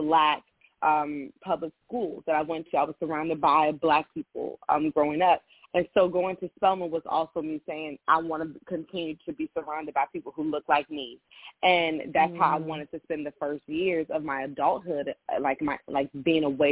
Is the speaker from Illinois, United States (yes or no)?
no; Richmond, Virginia, United States; now in West Coast, United States; Growing up, I'm from Richmond, Virginia.